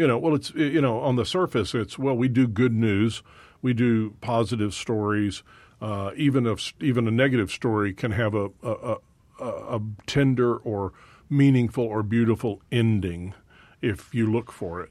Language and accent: English; Dallas, Texas, United States; I was born in Dallas